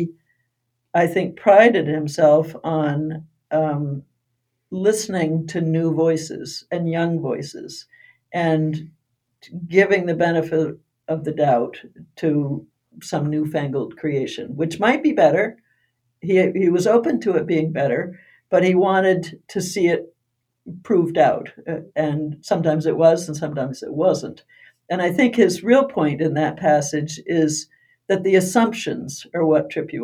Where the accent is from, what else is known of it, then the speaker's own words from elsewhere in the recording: United States; growing up in Brooklyn, a very small town